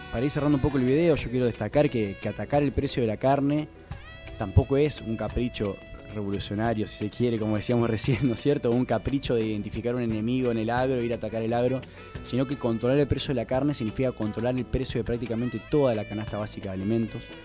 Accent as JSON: {"language": "Spanish", "country": "Argentina"}